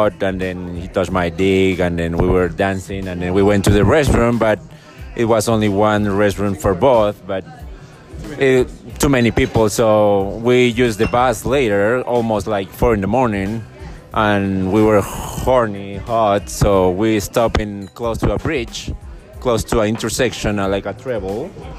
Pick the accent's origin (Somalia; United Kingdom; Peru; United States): Peru; moved away; I'm from Peru.